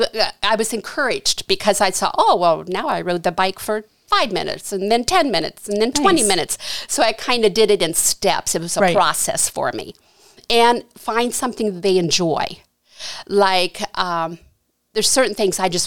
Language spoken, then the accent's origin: English; Janaton, Ohio, United States; I grew up in Janaton my whole life there